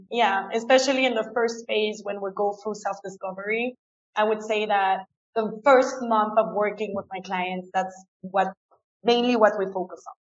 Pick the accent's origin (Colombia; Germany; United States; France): France; first language French and German; English is a second language; moved away as an adult; also born or lived in England; now in Ecuador; I was born and raised in France, but I went to a German school. So I grew up with both languages.